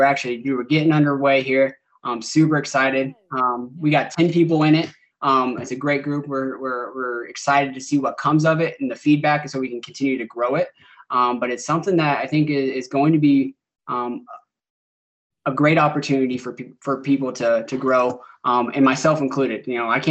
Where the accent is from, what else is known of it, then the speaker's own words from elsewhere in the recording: Indiana, United States; now in St. Louis, United States; I'm from Indiana